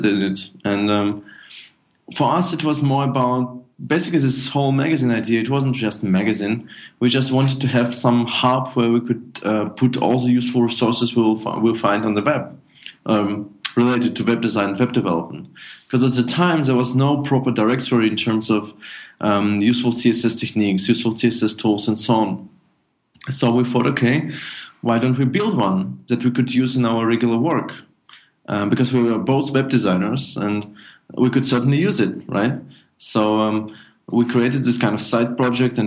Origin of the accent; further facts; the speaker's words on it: Minsk, Belarus; now in Germany; originally I'm from Minsk, Belarus, and my father moved to Germany in 2000, and I moved with him